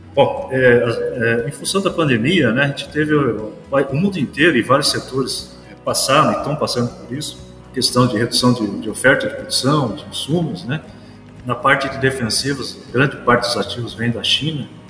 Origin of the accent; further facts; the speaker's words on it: Paranaguá, Paraná, Brazil; moved away as an adult; now in Rio Verde, Brazil; Eu sou paranaense, natural de Paranaguá, estou com 56 anos